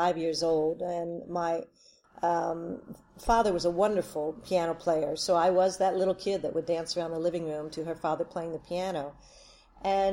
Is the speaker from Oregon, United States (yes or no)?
no; Wilmington, Delaware, United States; I grew up in Wilmington, Delaware